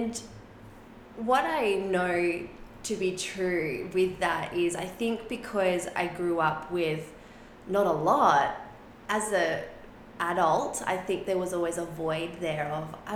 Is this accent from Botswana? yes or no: no; Sydney, New South Wales, Australia; first language Spanish; English is a second language; I grew up in a really traditional Catholic upbringing, and in Sydney, in the West.